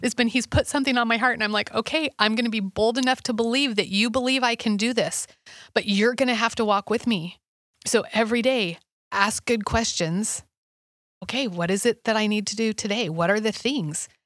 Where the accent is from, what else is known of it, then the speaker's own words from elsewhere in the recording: Alaska, United States; I grew up in Alaska